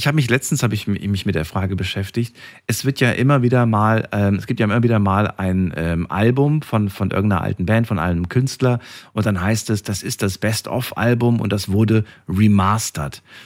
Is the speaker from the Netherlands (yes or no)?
no; Germany; hier bei uns in Deutschland